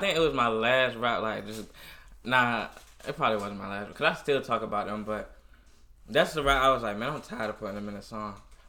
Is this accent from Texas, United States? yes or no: no; Virginia Beach, Virginia, United States; Yeah, I'm from Virginia Beach. I'm from, College Park.